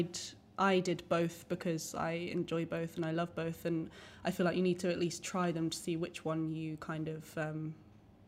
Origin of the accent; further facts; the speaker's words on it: Croydon, London, United Kingdom; I grew up in Croydon